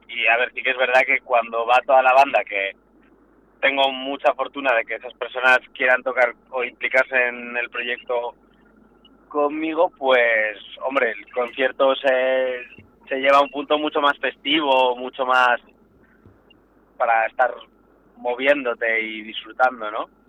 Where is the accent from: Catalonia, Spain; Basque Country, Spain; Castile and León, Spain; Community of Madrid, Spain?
Castile and León, Spain; Valladolid; soy natal de Valladolid